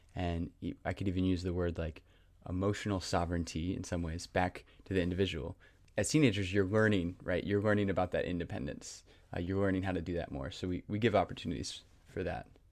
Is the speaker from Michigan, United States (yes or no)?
no; Raleigh, North Carolina, United States; also born or lived in Garner, North Carolina; born and raised in Raleigh, North Carolina, kind of grew up in Garner